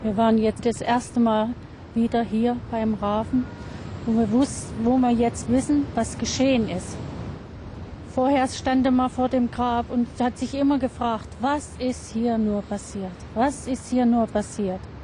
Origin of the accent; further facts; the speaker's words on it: Austria; bei uns in Österreich